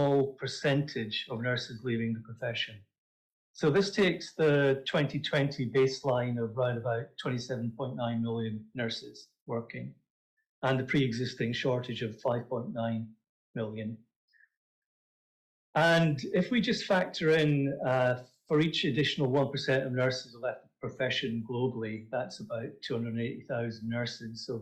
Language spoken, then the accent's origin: English; Scotland, United Kingdom; accent: Scottish; my gorgeous Scottish accent